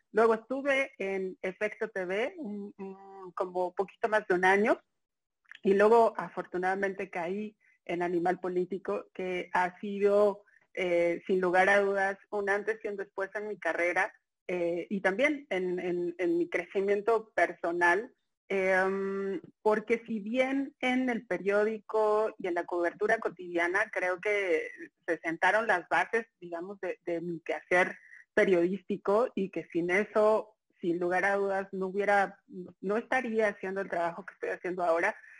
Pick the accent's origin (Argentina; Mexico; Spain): Mexico; Mexico City; soy chilanga completamente, nací en la Ciudad de México, 27 de noviembre del 82